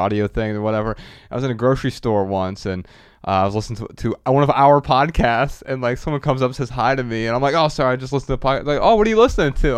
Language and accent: English; Dayton, Ohio, United States; my hometown, Dayton, Ohio